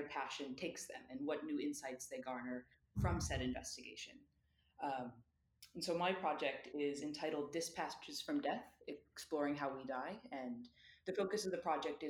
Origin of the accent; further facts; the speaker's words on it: United States; moved away as an adult; my identity as an American, which is one that I never really thought much about because I never lived nor really traveled outside of the United States